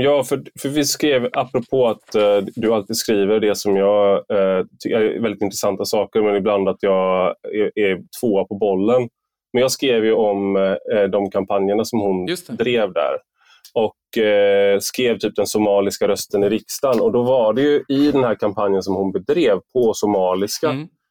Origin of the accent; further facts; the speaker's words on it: Gothenburg, Västra Götaland, Sweden; now in Malmö, Sweden; vi var ju från, eh, Gö-, eh, Göteborg